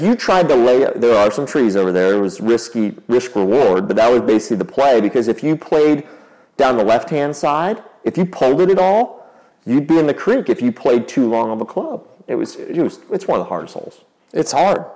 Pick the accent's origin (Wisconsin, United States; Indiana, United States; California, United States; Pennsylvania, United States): Indiana, United States; Carmel; we grew up here in Carmel, like right next to Brookshire